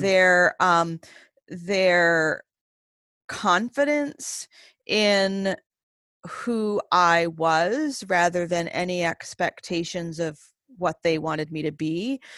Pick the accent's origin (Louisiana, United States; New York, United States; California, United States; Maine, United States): Maine, United States; moved away; I was born and raised primarily in the state of Maine